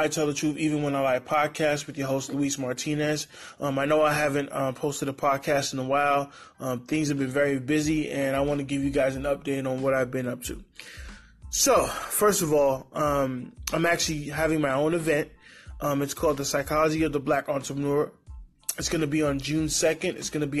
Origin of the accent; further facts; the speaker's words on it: Honduras; There are Black people that are from Latin America, like myself. I'm from Honduras.